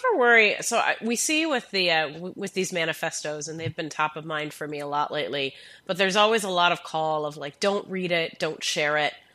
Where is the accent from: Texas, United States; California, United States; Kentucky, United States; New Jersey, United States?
Kentucky, United States; Louisville; I'm from Kentucky, and it's much the same experience. I think you know you have Lexington and Louisville, Louisville where I'm from